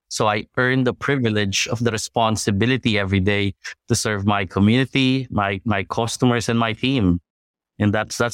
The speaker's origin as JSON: {"language": "English", "town": "Manila", "region": "National Capital Region", "country": "Philippines", "said": "So I'm originally from Manila."}